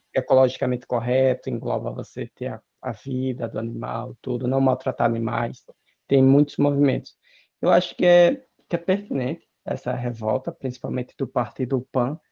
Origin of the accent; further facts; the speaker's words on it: Brazil; no Brasil a gente fala se machuca